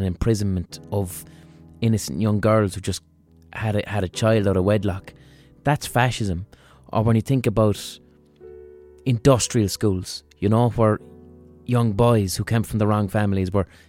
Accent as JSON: {"language": "English", "country": "Ireland", "said": "that's what laundry means to me as an Irish person"}